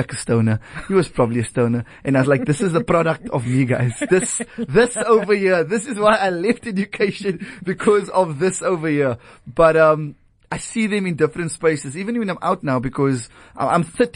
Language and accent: English; Cape Town, Western Cape, South Africa; also born or lived in Wynberg, Cape Town; staying and growing up in Retreat